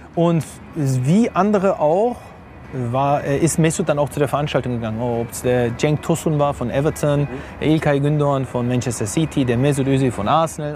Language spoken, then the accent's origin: German; Hanover, Lower Saxony, Germany; moved away as an adult; also born or lived in India / Turkey / England; gebürtiger Hannoveraner geboren und aufgewachsen in Hannover